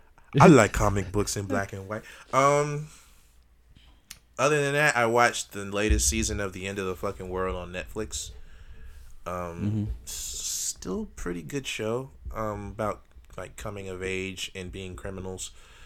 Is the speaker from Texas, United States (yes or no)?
yes; Dallas, Texas, United States; Like, yeah, I'm from Dallas.